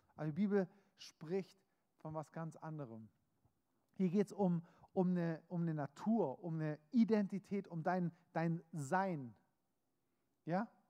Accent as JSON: {"language": "German", "country": "Germany", "said": "bin Deutscher, habe einen deutschen Pass, das heißt, egal ob ich mich als Deutscher fühle oder nicht, ich bin Deutscher."}